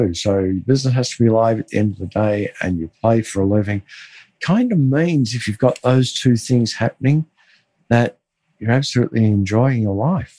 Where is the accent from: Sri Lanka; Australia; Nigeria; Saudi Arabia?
Australia; Melbourne, Victoria; I grew up in Melbourne